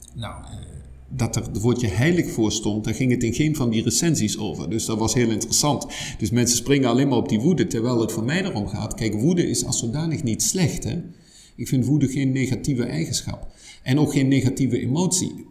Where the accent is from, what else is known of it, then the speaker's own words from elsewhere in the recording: Germany; Dutch is a second language; moved away as an adult; also born or lived in Netherlands; now in Leuven, Belgium; Ik ben oorspronkelijk Duits